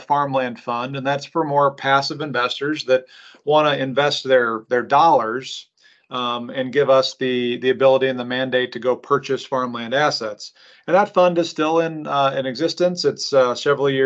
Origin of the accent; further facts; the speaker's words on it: Omaha, Nebraska, United States; born and raised in Omaha